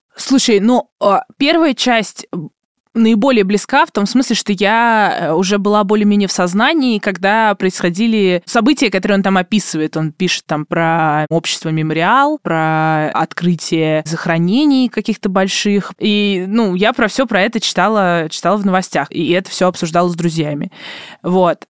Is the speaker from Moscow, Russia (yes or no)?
no; Obninsk, Kaluga Oblast, Russia; я из Обнинска